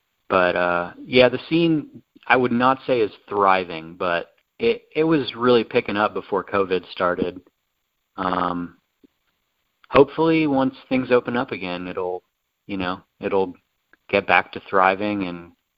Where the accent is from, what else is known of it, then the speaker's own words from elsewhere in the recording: Tennessee, United States; So we're both true Tennessee boys.